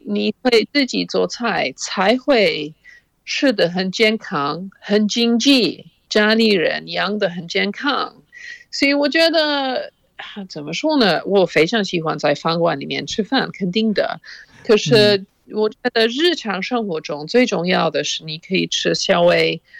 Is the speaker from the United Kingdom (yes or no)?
yes; Oxford, South East England, United Kingdom; Chinese is a second language; 我在牛津长大的时候，我父母嗯。非常开放。我哦。我母亲在牛津教外国留学生英语，所以嗯。我们经常有外国留学生住在我们家